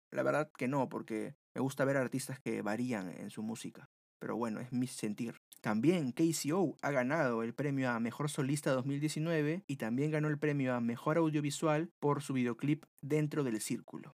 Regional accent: Peru; nosotros como oyentes peruanos

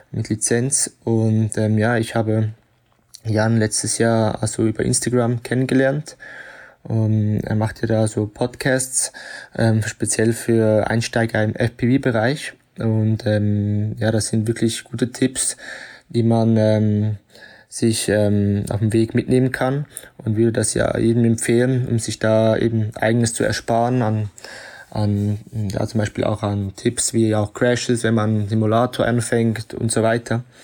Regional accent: Switzerland; now in Ibiza, Spain; bin Schweizer und lebe schon seit einigen Jahren auf Ibiza, also in Spanien

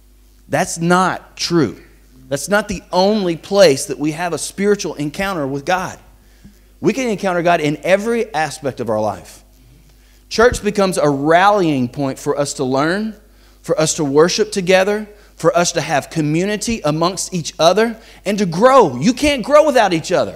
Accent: Bossier City, Louisiana, United States; moved away as an adult; I never thought that I would leave the town that I grew up in. I'm from Bossier City, Louisiana

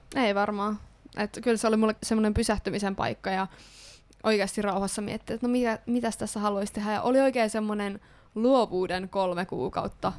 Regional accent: Ostrobothnia, Finland; mua itseä pohjalaisena

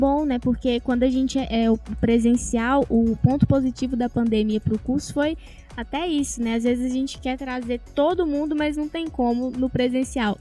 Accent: Tocantins, Brazil; moved away as an adult; now in Patos de Minas, Brazil; Eu vim lá do Tocantins

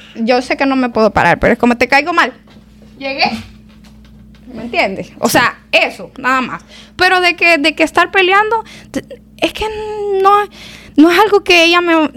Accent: El Salvador; now in United States; vengo del Salvador y vengo aquí

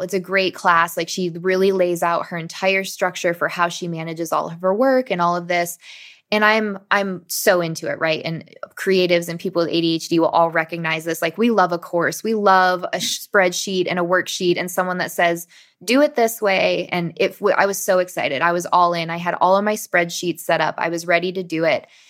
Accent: Michigan, United States; I grew up in Michigan and this was a local school in Michigan

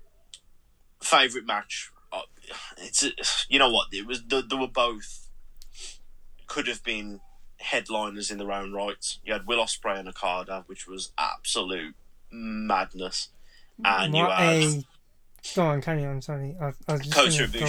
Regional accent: England, United Kingdom

